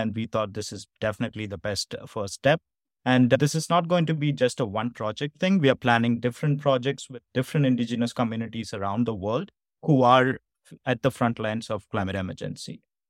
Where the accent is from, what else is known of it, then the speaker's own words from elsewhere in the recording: Kerala, India; I'm from Kerala in South India, and we are currently experiencing climate change.